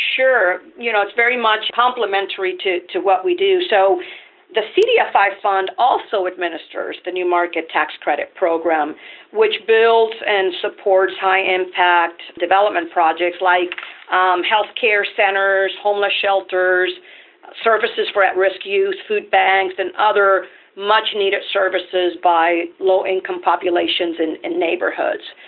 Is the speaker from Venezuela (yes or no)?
yes; Venezuela; English is a second language; moved away as an adult; now in United States; I'm originally from Venezuela, so I'm an immigrant myself.